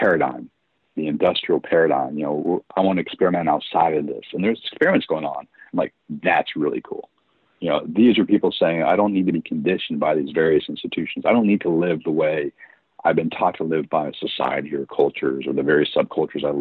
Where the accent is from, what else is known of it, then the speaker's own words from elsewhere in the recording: United States; as an American